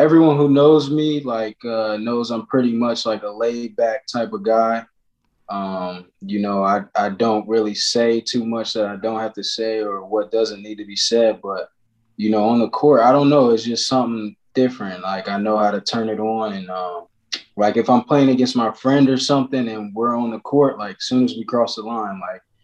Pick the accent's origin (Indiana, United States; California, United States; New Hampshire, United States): Indiana, United States; Marion; also born or lived in Fort Wayne, Indiana; I grew up in Marion, Indiana.